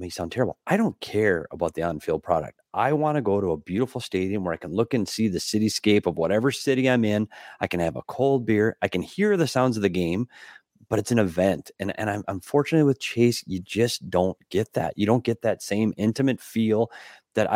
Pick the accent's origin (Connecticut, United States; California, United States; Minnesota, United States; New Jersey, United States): Minnesota, United States; moved away; my home state too. You go back to Minnesota